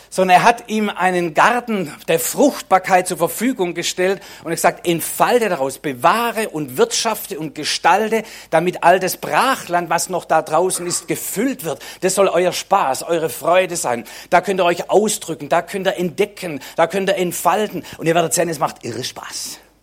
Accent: Swabia, Germany; Für mich als Schwabe

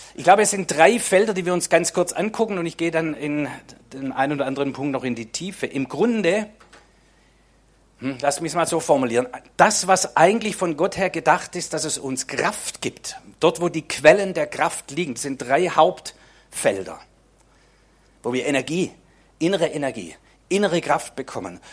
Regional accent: Swabia, Germany; Für mich als Schwabe

